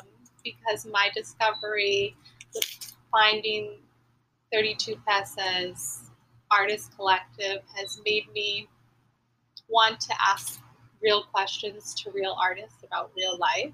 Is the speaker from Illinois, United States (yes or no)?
yes; Chicago, Illinois, United States; also born or lived in Springfield; …, born in Springfield, Illinois.